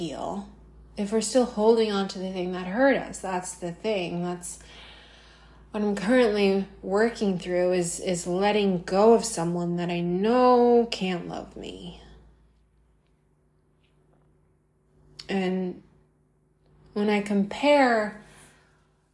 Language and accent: English; United States; I'm American